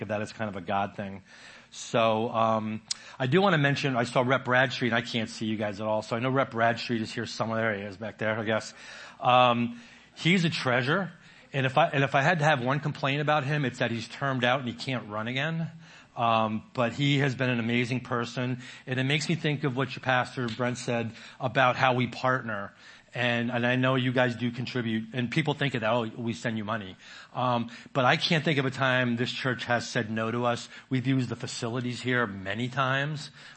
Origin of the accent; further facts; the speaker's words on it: New York, United States; moved away as an adult; now in Maine, United States; I was born in New York.